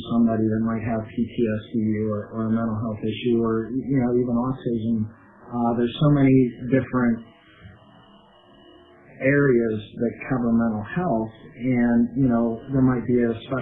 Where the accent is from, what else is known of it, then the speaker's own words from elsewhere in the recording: Reynoldsville, Pennsylvania, United States; I grew up in Reynoldsville